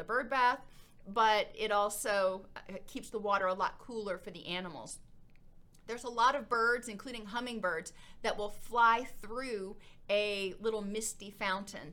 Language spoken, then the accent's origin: English; Florida, United States; now in Middle Tennessee, United States; I grew up in Florida